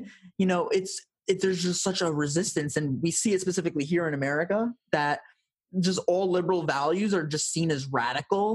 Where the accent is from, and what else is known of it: United States